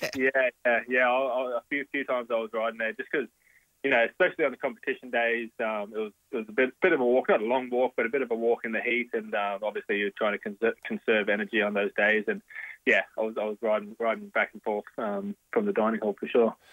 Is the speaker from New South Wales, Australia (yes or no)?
no; Logan, Queensland, Australia; I was born in Logan Hospital. I was I lived in Logan City for the first 23 years of my life